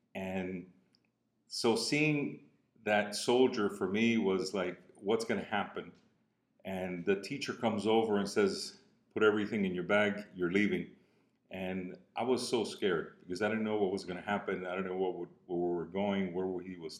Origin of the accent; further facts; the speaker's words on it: Cuba; accent: Cuban; moved away; also born or lived in Miami; from my accent, you can tell I'm Cuban. I was born in Cuba